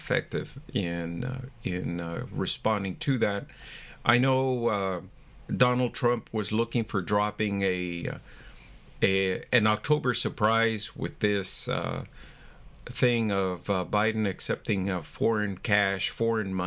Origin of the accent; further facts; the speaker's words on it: United States; We're all Americans